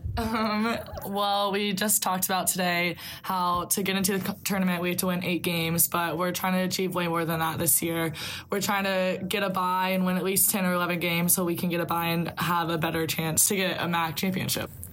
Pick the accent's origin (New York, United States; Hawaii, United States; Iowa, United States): Iowa, United States; Solon; I'm from Solon, Iowa.